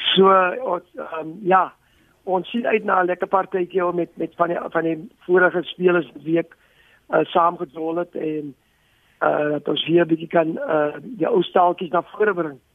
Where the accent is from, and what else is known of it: South Africa